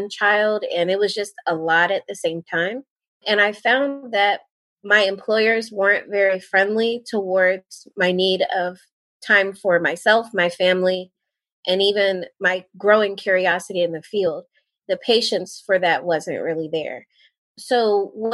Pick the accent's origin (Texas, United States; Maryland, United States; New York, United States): Maryland, United States; Towson; moved away as an adult; also born or lived in South Carolina; now in Fayetteville, United States; I went to Towson University in Towson, Maryland, which is where I'm from. I'm actually from Maryland.